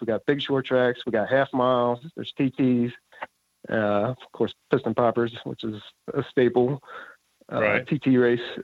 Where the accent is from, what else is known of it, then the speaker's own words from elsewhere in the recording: Pottstown, Pennsylvania, United States; also born or lived in Coatesville, Pennsylvania / New Holland, Pennsylvania; I grew up in Pottstown, Pennsylvania. And for 24 years